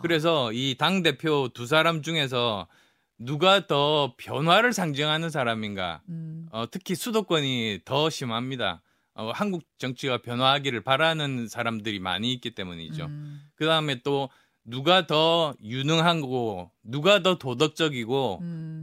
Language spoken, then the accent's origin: Korean; PK, Busan-Gyeongnam, South Korea; moved away; also born or lived in Yeongju, North Gyeongsang (ancestral roots); 제 고향인 PK